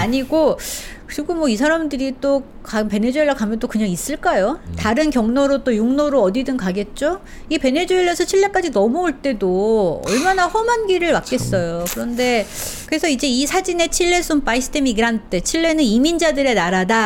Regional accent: South Korea; moved away as an adult; also born or lived in Chile; 저는 이제 한국에서 외국인이었던 적이 없기 때문에

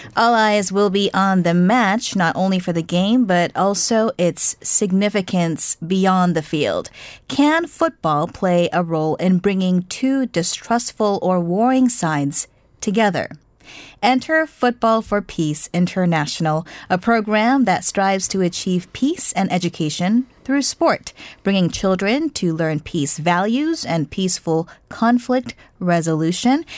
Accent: United States; as an American

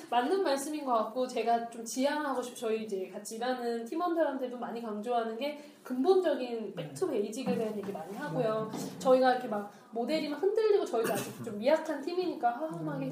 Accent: Seoul, South Korea; 저희 집 잠실이었거든요. 쭉 잠실 살았는데

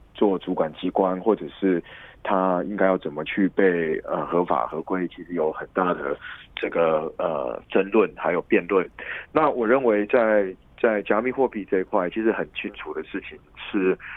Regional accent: Taiwan; 来自台湾的立法委员

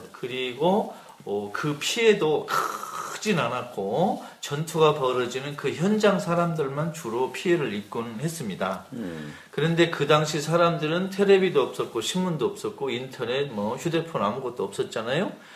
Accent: South Korea

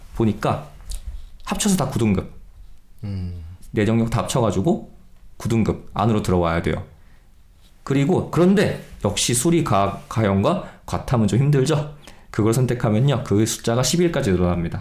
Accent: Gangwon, South Korea; 제가 또 마침 강원도 사람입니다

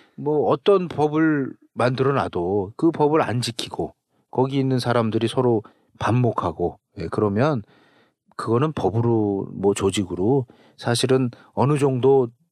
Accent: Seoul, South Korea; 우리도 우리 서울에 살았는데도 그 하천변이라든가

